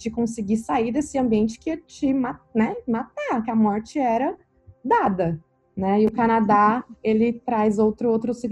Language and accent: Portuguese; Brazil; moved away; É, saindo do Brasil, que eu comecei a me questionar sobre tantas coisas, assim, quando eu cheguei, por estar morando aqui, que eu começo a.